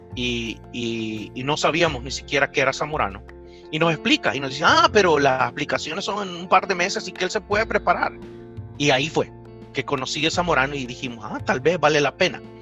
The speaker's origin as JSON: {"language": "Spanish", "region": "San Salvador", "country": "El Salvador", "tie": "born or raised there", "moved": "yes", "said": "yo soy salvadoreño, eh, nací en, la capital, en San Salvador"}